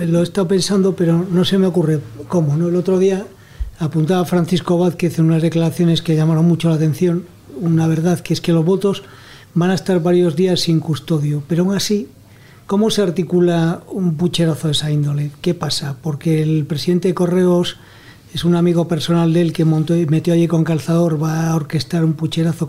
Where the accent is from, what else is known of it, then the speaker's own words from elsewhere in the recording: Spain; los españoles eh, somos un pueblo un poco polvorilla